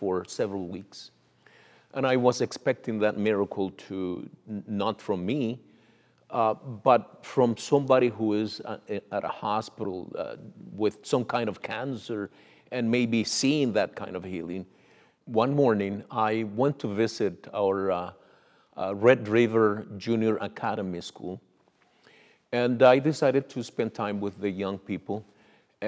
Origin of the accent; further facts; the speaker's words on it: Nicaragua; now in Canada; I was born in Nicaragua